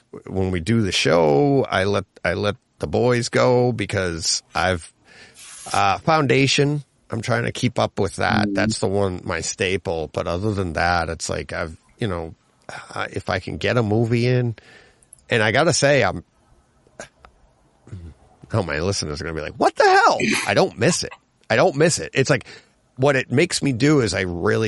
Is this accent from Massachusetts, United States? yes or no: yes; Franklin, Massachusetts, United States; I grew up in Franklin